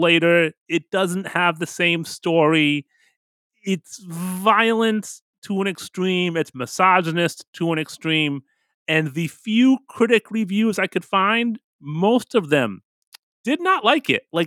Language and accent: English; United States; I'm an American here.